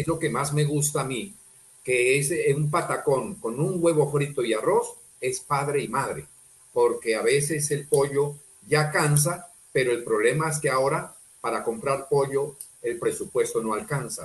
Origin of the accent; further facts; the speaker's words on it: El Tambo, Nariño, Colombia; also born or lived in Pasto; now in Cali, Colombia; ando orgulloso como nariñense, como pastuso, como tambeño, aquí en Santiago de Cali